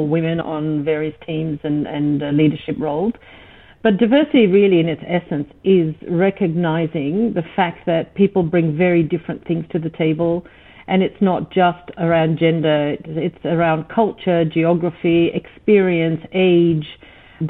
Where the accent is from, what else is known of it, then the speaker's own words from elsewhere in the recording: Australia; also born or lived in East Africa; I'm from East Africa. I was Persian heritage, grown up in Australia, mind you, so at least having the language skills.